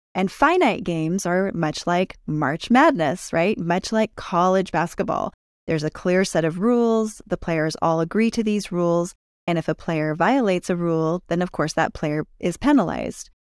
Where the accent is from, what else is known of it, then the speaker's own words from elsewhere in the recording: California, United States; now in Utah, United States; I grew up in California